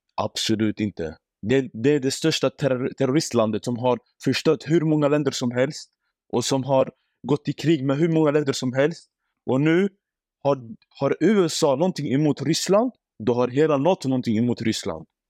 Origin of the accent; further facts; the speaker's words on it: Iraq; now in Sweden; Jag är från Irak.